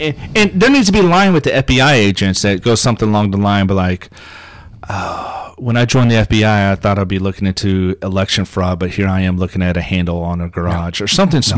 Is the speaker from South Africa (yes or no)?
yes; South Africa; And I'm from South Africa and I'm a Jew, so yeah.